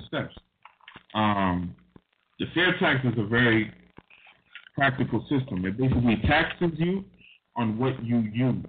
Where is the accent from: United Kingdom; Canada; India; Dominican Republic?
Dominican Republic; moved away; I'm from Dominican Republic